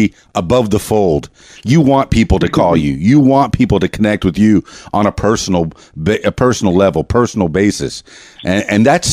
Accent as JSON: {"language": "English", "region": "Florida Keys", "country": "United States", "also_born_or_lived": "Miami", "moved": "yes", "lives_now": "Arkansas, United States", "said": "I'm from the Florida Keys, and that moniker has followed me all the way to Arkansas, which is where I am now."}